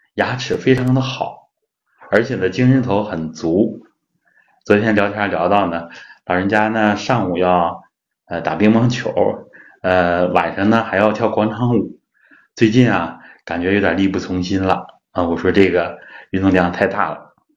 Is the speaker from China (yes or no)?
yes; China; 我们中国人呢有牙病的人很多啊